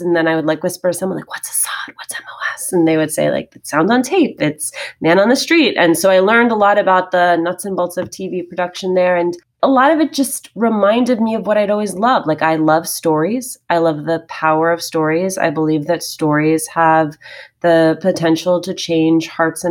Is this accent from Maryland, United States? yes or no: no; Union City, New Jersey, United States; I grew up in Union City, New Jersey